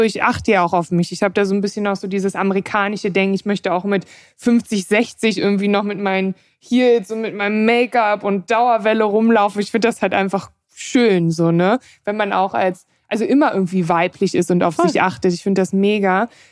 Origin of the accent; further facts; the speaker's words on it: Germany; ich bin in Deutschland aufgewachsen